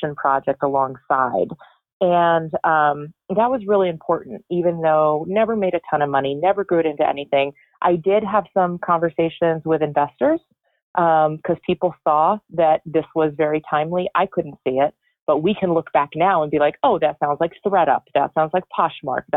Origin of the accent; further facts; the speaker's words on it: Connecticut, United States; I am from Connecticut. I'm in Florida visiting my parents.